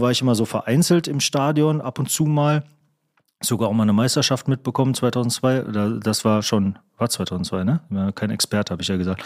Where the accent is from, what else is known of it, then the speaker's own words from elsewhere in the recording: Kamen, North Rhine-Westphalia, Germany; moved away as an adult; aus Kamen gefunden, wo ich herkomme